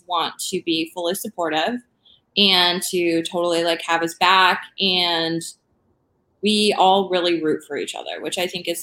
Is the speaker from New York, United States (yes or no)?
no; Michigan, United States; I'm from Michigan